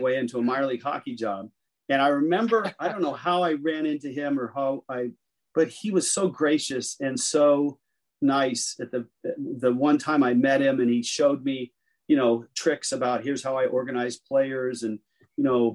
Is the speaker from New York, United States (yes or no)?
no; the Bay Area, California, United States; moved away as an adult; also born or lived in Miami / Seattle; I grew up in the Bay Area and lived in California my whole life